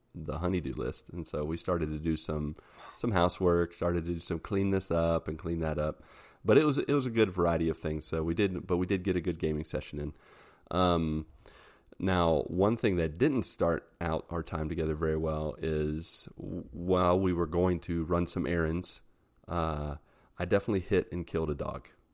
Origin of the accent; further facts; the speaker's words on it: West Virginia, United States; I'm from West Virginia.